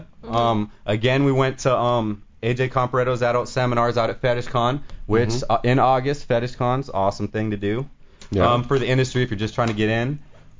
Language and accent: English; Florida, United States; We are from the Space Coast, which, if y'all don't know, is where the space shuttle used to take off.